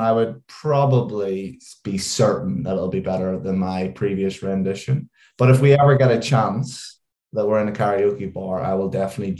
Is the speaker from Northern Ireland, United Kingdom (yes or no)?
yes; Northern Ireland, United Kingdom; now in London, United Kingdom; And if you could probably tell by my accent, although it's dulled quite a lot since I've lived in London a long time, is I am from just outside Belfast.